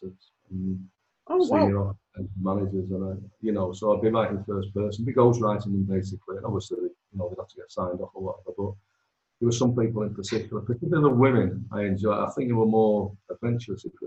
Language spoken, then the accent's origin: English; Manchester, North West England, United Kingdom; moved away as an adult; now in Stretford, United Kingdom; I was born in Hume. At my nana's flat